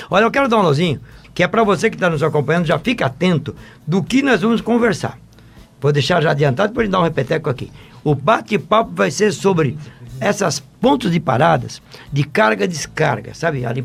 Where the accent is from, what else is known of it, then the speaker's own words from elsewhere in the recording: Itabaiana, Sergipe, Brazil; sou de Itabaiana, Sergipe.